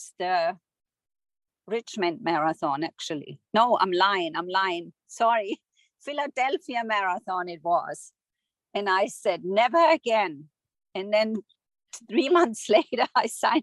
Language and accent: English; Germany; moved away as an adult; now in United States; I'm originally from Germany. I grew up there. I moved to the United States in my late 20s.